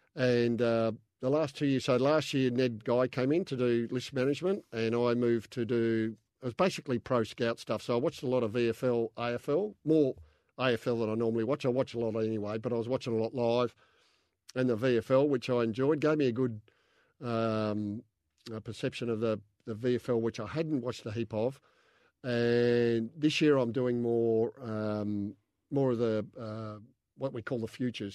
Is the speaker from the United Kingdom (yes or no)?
no; Adelaide, South Australia, Australia; also born or lived in Mount Gambier / Lockleys; I was born in Adelaide, uh, lived in Mount Gambier from, uh, seven to ten